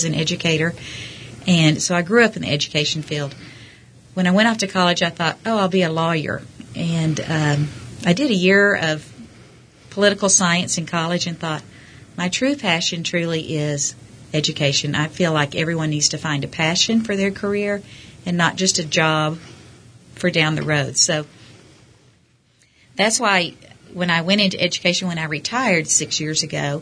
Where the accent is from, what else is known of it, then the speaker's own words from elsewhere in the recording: Abilene, Texas, United States; moved away as an adult; also born or lived in San Antonio, Texas; now in Midland, United States; I'm originally from Abilene, Texas, and I went to college in San Antonio at Trinity University